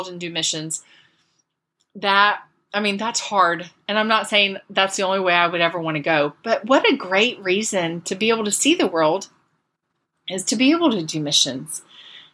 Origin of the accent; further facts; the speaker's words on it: Central Florida, United States; I grew up in Florida.